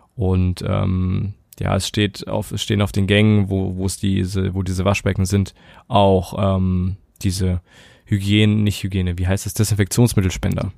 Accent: Saxony, Germany; bei uns in Sachsen

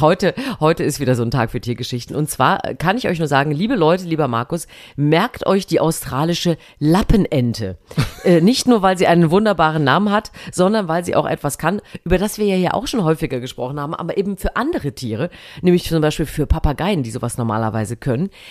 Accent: Thuringia, Germany; moved away; heute fahre ich in meine alte Heimat nach Thüringen

